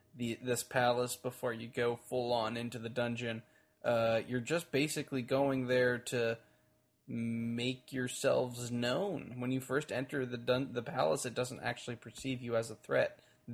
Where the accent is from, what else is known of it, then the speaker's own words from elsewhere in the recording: Texas, United States; I'm from Texas.